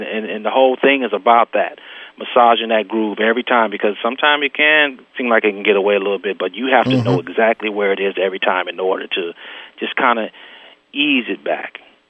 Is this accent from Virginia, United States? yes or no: no; Oakland, California, United States; I'm from Oakland, California